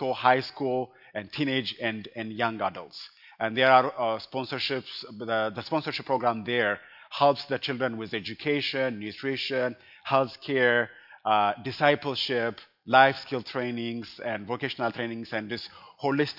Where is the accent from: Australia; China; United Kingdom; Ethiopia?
Ethiopia; Addis Ababa; now in Colorado Springs, United States; I am originally from Ethiopia, and I grew up in Addis Ababa